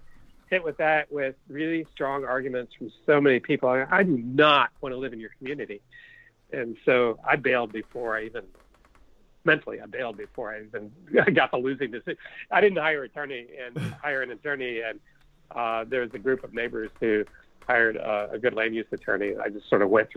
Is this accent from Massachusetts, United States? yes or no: no; suburban DC, Maryland, United States; moved away as an adult; also born or lived in California / Eugene, Oregon; now in Portland, United States; I grew up in Maryland, in suburban DC